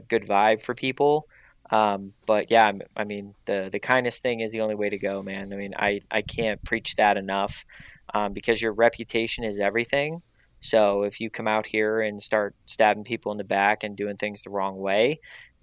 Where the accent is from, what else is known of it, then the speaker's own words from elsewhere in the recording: Pittsburgh, Pennsylvania, United States; now in Los Angeles, United States; I'm from Pittsburgh. I'm from a blue collar town